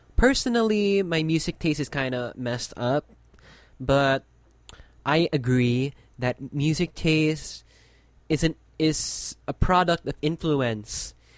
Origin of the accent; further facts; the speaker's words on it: Philippines; my country